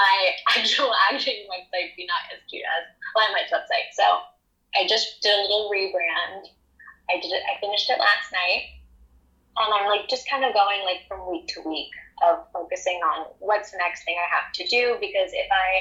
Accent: New Jersey, United States; also born or lived in New York; I'm from South Jersey in the United States. And I lived in a log cabin.

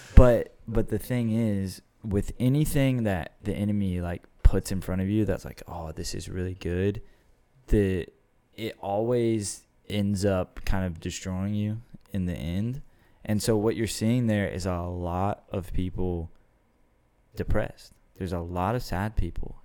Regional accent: Austin, Texas, United States; I'm from the area, so I'm a second generation Austinite.

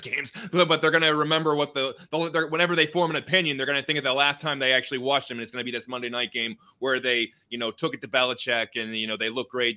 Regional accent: Central Pennsylvania, United States; I'm from Central Pennsylvania

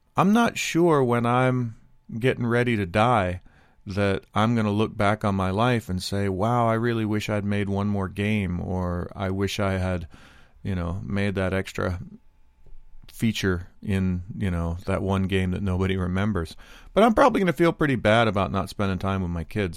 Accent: United States; I'm not immune to being an American. I'm not immune to my, my culture and how I was raised

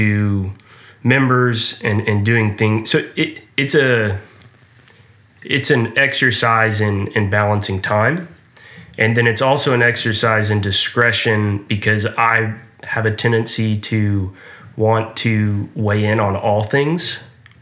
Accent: Houston, Texas, United States; also born or lived in Austin; I grew up here in Houston and went to high school at Westside High School

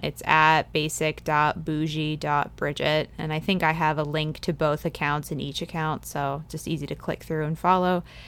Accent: East Coast, United States; moved away as an adult; now in Fresno, United States; growing up on the East Coast

